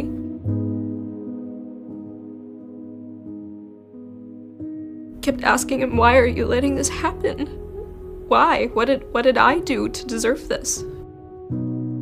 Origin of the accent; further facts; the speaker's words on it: Augsburg, Bavaria, Germany; moved away as an adult; now in Tucson, United States; I was born and raised in Augsburg, Germany. I moved to Tucson in 2020